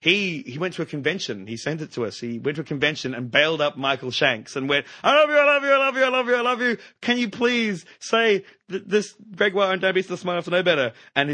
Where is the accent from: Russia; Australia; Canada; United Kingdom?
Australia; Yes. Hello, I'm an Australian.